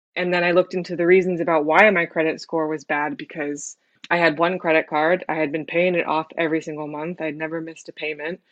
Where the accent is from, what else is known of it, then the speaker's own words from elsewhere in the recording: San Francisco, California, United States; moved away as an adult; now in London, United Kingdom; I am originally from San Francisco in the States, uh, but I moved to London about five years ago